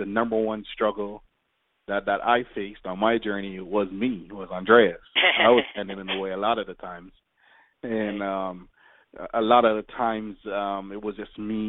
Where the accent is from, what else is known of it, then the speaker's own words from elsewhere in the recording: Jamaica; now in United States; growing up in Jamaica, it's pretty rough